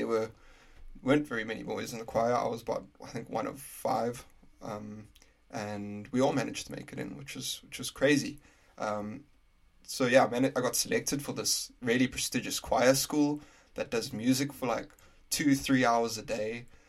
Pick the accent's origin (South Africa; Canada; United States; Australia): South Africa; Prince Albert, Western Cape; first language English; moved away as an adult; also born or lived in Oudtshoorn, South Africa; now in Glasgow, United Kingdom; So I grew up in a little town called Prince Albert in South Africa in the Western Cape. So that's near Cape Town. Really intense place to grow up because weather-wise, it's semi-desert, so it gets extremely, extremely hot.